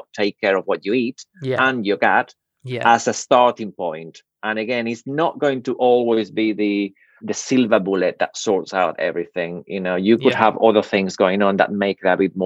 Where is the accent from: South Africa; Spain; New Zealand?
Spain; now in United Kingdom; I grew up in Spain